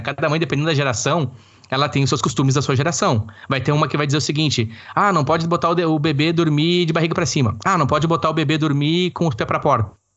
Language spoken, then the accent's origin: Portuguese; Campo Bom, Rio Grande do Sul, Brazil; nós somos é, naturais do estado do Rio Grande do Sul, mais precisamente no Vale do Sino, cidade de Campo Bom ali naquela região onde nós desenvolvemos a boa parte da nossa infância e adolescência